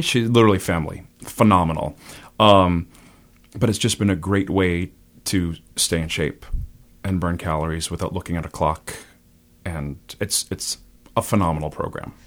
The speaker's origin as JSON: {"language": "English", "town": "Burlington", "region": "Massachusetts", "country": "United States", "tie": "born or raised there", "also_born_or_lived": "Lexington, Massachusetts / Boston, Massachusetts / Vero Beach, Florida", "said": "I'm from Burlington. I grew up there."}